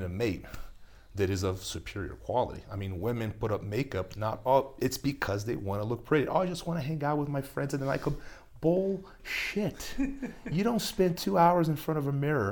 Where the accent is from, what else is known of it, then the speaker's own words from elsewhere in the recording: Brazil; moved away; I grew up in Brazil